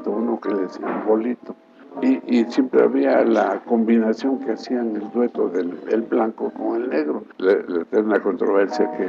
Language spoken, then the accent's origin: Spanish; Veracruz, Mexico; now in Mexico City, Mexico; junio de 1925 nos trasladamos a México, de Veracruz.